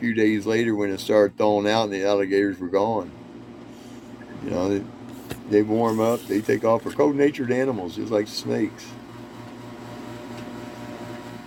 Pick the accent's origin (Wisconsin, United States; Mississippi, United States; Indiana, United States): Indiana, United States; moved away; also born or lived in North Carolina / Colorado / Korea; I grew up in Indiana.